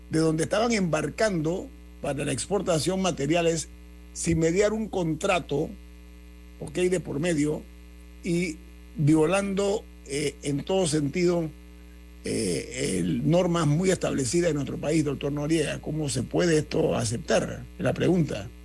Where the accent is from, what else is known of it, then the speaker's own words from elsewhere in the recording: Panama; que nos respeten a nosotros como panameños